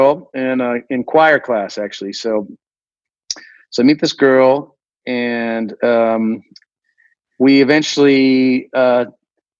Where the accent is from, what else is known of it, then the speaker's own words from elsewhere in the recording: Washington, United States; I grew up in Washington